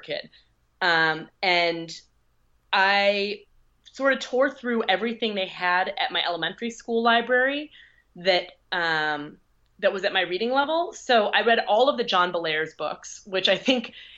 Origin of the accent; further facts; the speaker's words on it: Midwest, United States; I'm from the Midwest.